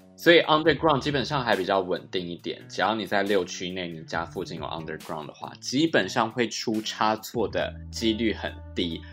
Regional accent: Taiwan; now in London, United Kingdom; 对我一个从台湾来的亚洲人来说

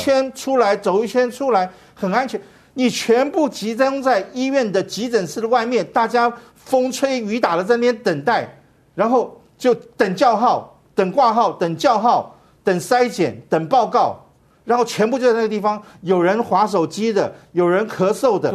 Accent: Taiwan; 我们台湾人是稍微紧张型的

